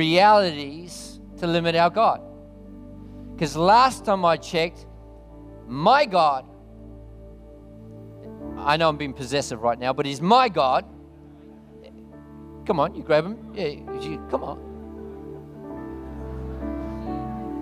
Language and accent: English; New Zealand; now in Australia; I'm actually a Kiwi originally